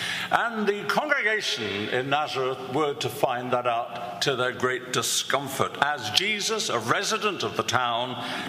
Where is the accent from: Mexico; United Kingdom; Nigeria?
United Kingdom; London; moved away; also born or lived in Canterbury; where I was born in the East End of London.